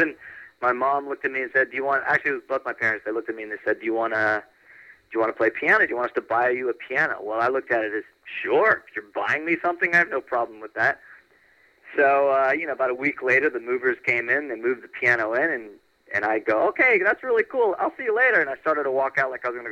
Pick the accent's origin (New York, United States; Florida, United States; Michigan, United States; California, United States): Florida, United States; Orlando; moved away as an adult; now in Los Angeles, United States; I grew up in Orlando.